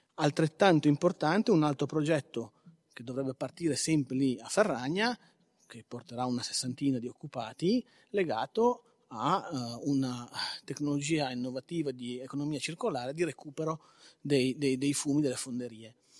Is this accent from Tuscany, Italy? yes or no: no; Carcare, Liguria, Italy; io sono di Carcare